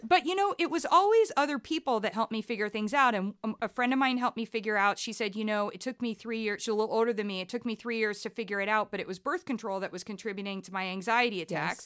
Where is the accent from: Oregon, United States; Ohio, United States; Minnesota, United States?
Ohio, United States; Columbus; moved away as an adult; also born or lived in Ann Arbor, Michigan / Liverpool / New York; ended up relocating to Columbus, Ohio, which is really where I was raised.